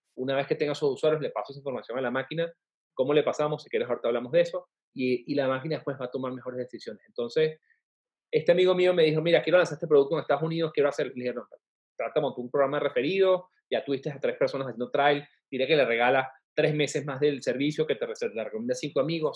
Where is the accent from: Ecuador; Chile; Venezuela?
Venezuela; now in Mexico; en México, siendo venezolano en un país que no es el mío